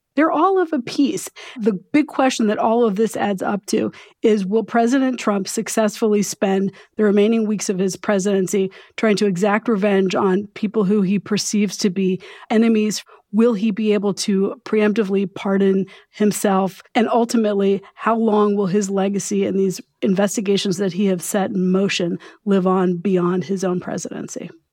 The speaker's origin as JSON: {"language": "English", "country": "United States", "said": "as an American"}